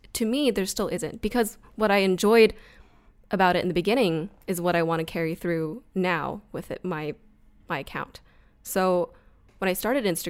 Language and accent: English; Bay Area, LA, California, United States; moved away as an adult; now in Portland, United States; I used to be from Bay Area, LA, California girl at heart